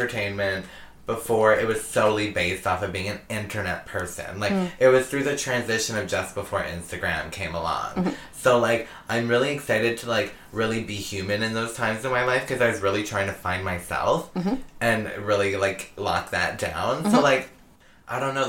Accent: Barrie, Ontario, Canada; moved away; I did some growing up in Barrie

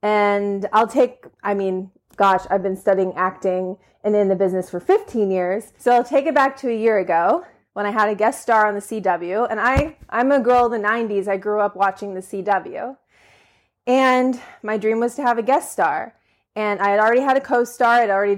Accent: Pittsburgh, Pennsylvania, United States; but I'm from the Pittsburgh area.

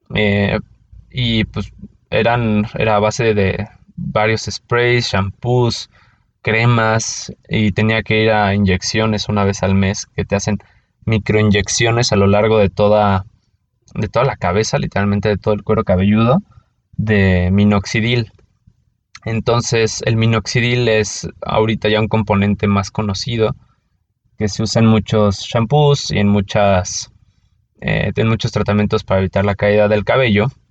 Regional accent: Mexico City, Mexico; soy de la Ciudad de México

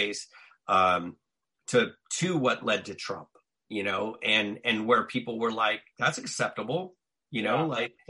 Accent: Southern California, United States; growing up in Southern California, and where I grew up was racially mixed

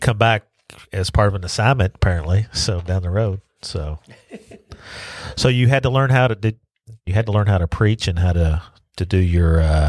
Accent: Louisville, Kentucky, United States; I'm from Louisville, but I lived in a rural part of Louisville.

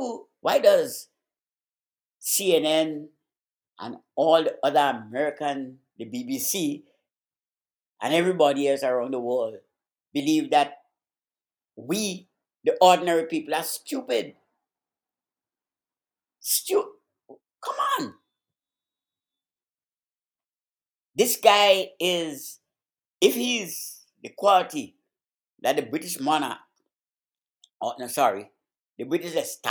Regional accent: Grenada; accent: Caribbean; moved away; I had to stand up as a little boy of 9, 10, 11, in the hot sun, with uniforms on, blue and khaki, and a little royal jack in my hand, to wave to one of the Queen's boozy, arrogant, boorish, snobbish, progenies would have come to my little country of Grenada.

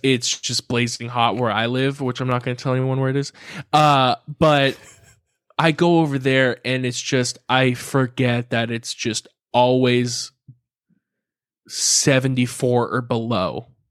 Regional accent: Carlsbad, California, United States; I grew up in Carlsbad

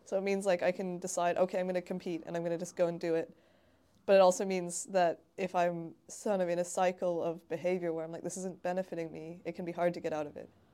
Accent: Hamilton, Ontario, Canada; moved away as an adult; now in Bristol, United Kingdom; in my hometown of Hamilton, Ontario

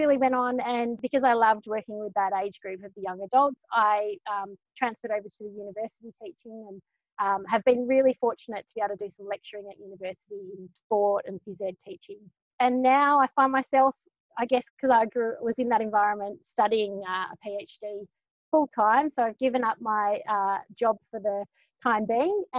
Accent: Perth, Western Australia, Australia; moved away as an adult; also born or lived in London; now in Melbourne, Australia; I grew up in Perth, which, you know, on average has 300 sunny days

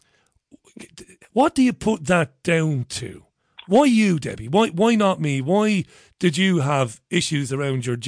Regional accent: Ireland; also born or lived in Manchester; now in United Kingdom; I'm a 47-year-old Irish guy, and where I grew up in Ireland

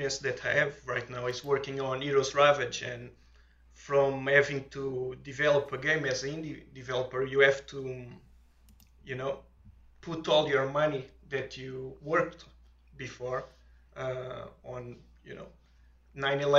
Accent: Portugal; accent: thick accent; English is a second language; moved away; I'm from Portugal

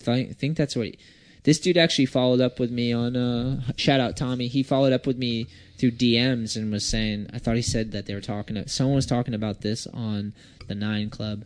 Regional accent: East Coast, United States; we're from the East Coast

